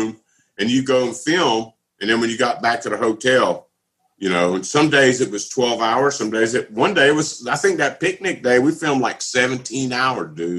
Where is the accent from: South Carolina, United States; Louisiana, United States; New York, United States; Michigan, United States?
Louisiana, United States; Southwest; also born or lived in Florida; now in Georgia, United States; I'm from Southwest Louisiana